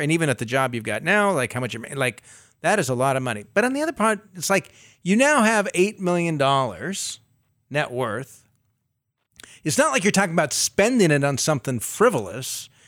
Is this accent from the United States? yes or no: yes; United States; I was born in the United States